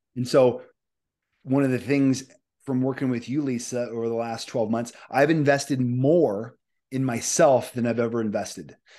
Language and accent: English; Omaha, Nebraska, United States; I'm from Omaha, Nebraska